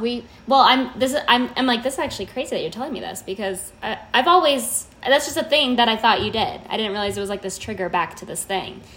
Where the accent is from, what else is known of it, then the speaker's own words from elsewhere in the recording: Las Vegas, Nevada, United States; I'm from Vegas.